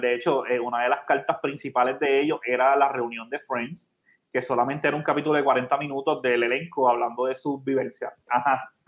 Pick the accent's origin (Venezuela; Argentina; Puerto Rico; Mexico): Puerto Rico